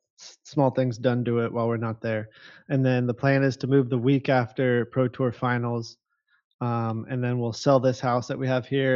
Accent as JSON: {"language": "English", "town": "Huntington Beach", "region": "California", "country": "United States", "tie": "born or raised there", "moved": "as an adult", "said": "growing up in Huntington Beach"}